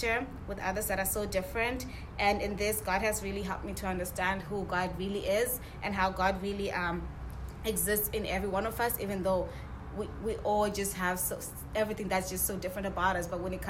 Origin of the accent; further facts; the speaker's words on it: Zimbabwe; moved away as an adult; now in United States; I'm an international student. I'm from Zimbabwe